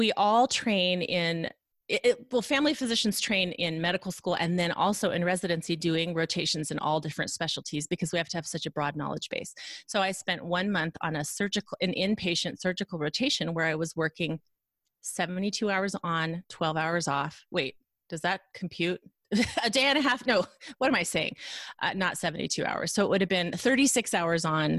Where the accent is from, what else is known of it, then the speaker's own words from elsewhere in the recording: Reno, Nevada, United States; also born or lived in Lincoln, Nebraska; Reno, Nevada, which is where we're both from